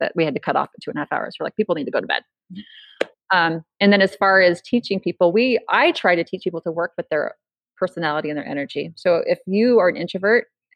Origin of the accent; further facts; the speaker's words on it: California, United States; also born or lived in Idaho; now in Boise, United States; I'm from California